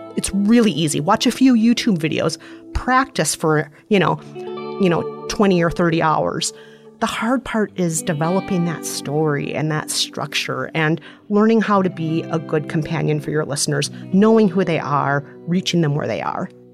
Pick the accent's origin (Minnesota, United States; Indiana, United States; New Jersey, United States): Minnesota, United States; accent: Minnesotan; I'm Minnesotan, which, by the way, is an outstanding accent